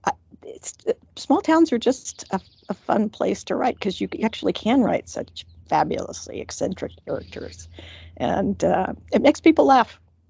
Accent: California, United States; moved away; I'm originally from California

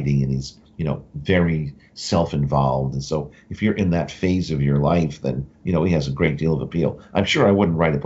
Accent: Westchester, New York, United States; growing up in Westchester," which is a suburb I grew up in, north of New York City

